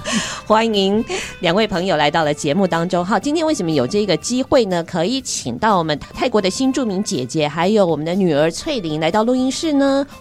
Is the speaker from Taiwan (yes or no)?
yes; Taiwan; 那看起来也是跟我们这种土生土长，废话，本来就土生土长的台湾人